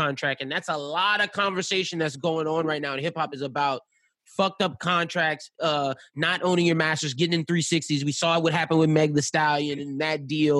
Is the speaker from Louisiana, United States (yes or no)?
yes; Louisiana, United States; now in Atlanta, United States; I'm from Louisiana